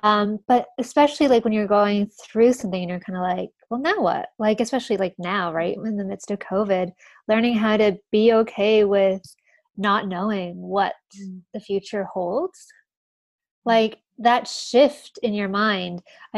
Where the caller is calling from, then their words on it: Toronto, Ontario, Canada; From Toronto in Canada.